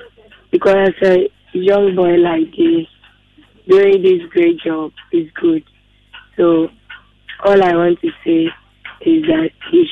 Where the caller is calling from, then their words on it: Kumasi, Ashanti, Ghana; calling from Kumasi.